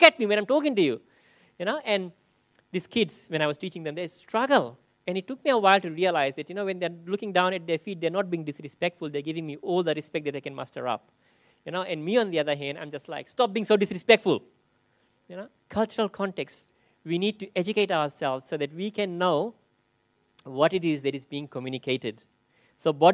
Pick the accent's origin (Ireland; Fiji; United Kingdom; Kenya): Fiji; moved away; growing up in Fiji, and 50%, like almost 30% of the population is Muslim